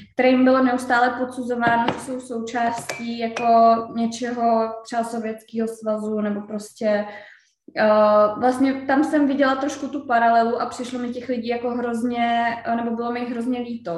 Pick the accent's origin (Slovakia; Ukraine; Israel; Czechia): Czechia; my Češi